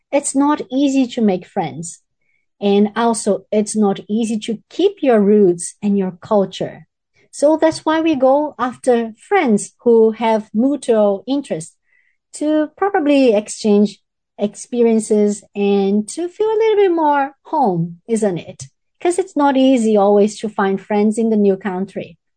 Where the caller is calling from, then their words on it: Hamilton, Waikato, New Zealand; I'm speaking from New Zealand, Hamilton.